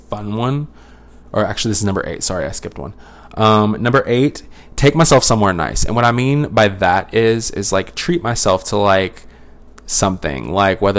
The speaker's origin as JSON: {"language": "English", "region": "Louisiana", "country": "United States", "tie": "born or raised there", "said": "I'm a Louisiana, that was born and raised in Louisiana"}